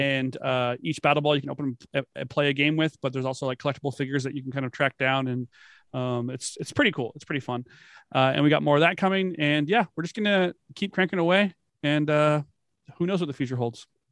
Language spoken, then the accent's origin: English; Florida, United States; I grew up in Florida.